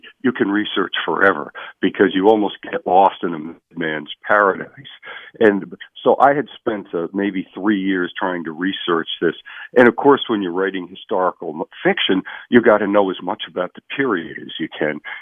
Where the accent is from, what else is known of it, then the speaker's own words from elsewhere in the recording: Long Island, New York, United States; I grew up on Long Island as a Red Sox fan